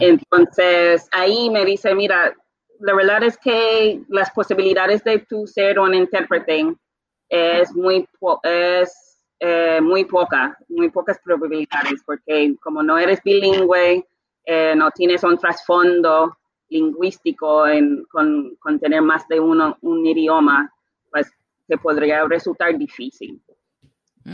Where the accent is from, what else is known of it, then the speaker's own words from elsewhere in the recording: Bermuda; Spanish is a second language; now in Puerto Rico; como nací en las Bermudas, es un país monolingüe, realmente empecé a estudiar el español muy tarde